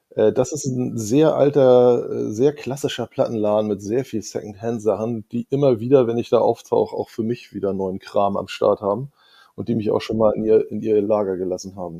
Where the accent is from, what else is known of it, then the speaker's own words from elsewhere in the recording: Norderstedt, Schleswig-Holstein, Germany; ich komme ja aus der Vorstadt Norderstedt und auf unserer Schule gab es vielleicht vier, fünf Leute, die Hip-Hop gut fanden